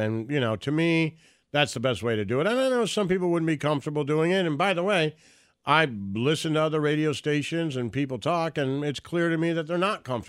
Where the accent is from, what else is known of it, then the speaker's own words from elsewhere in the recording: Detroit, Michigan, United States; I think I grew up in Detroit, and when I was in Detroit, Stern was on the air